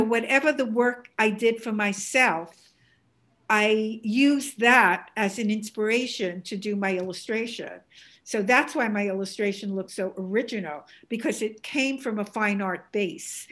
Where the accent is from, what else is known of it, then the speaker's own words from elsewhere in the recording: New York City, New York, United States; accent: Bronx; this is a Bronx accent, beautiful Bronx accent